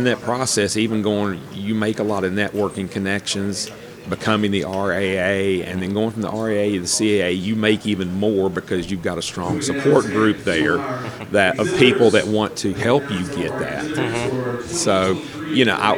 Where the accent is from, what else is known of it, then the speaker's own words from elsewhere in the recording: Bluefield, West Virginia, United States; moved away as an adult; also born or lived in Christiansburg, Virginia; now in Virginia, United States; I grew up in Bluefield, West Virginia